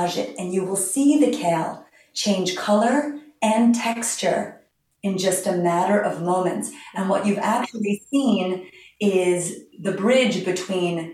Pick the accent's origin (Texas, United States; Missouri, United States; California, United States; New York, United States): New York, United States; New York City; now in Long Island, United States; I grew up in Manhattan when kale was just a decorative plant in the planters of Park Avenue